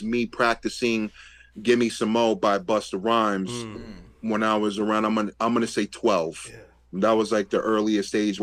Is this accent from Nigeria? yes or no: no; United States; I was the kid from the States